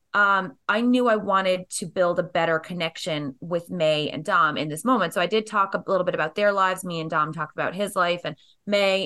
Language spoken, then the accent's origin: English; Canada; growing up in Canada